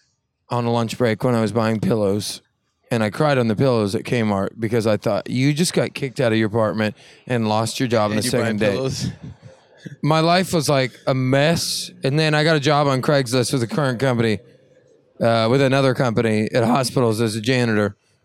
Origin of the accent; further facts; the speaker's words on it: Oklahoma, United States; Well, I'm from Oklahoma, so I know how those people think.